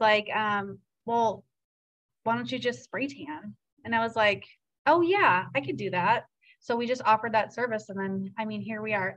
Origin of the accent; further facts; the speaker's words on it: Seattle, Washington, United States; also born or lived in Virginia; now in Cedar Rapids, United States; I'm from Seattle, which is a home of coffee land